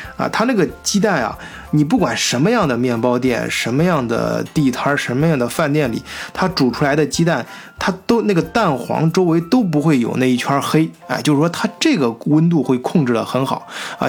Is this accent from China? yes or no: yes; China; now in Germany; 前两天我回国出差，我们北京分公司开业